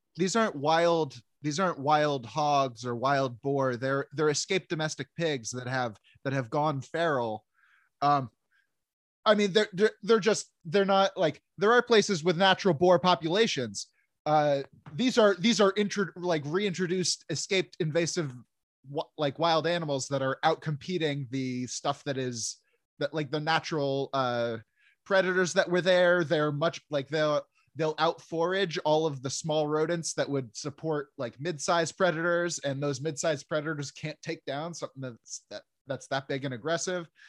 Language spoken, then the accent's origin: English; New Jersey, United States; I grew up in New Jersey